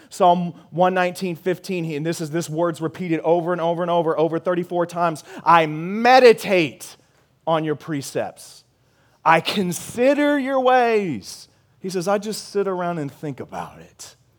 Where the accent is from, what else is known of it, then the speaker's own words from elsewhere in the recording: Missouri, United States; moved away as an adult; now in San Antonio, United States; I'm from Missouri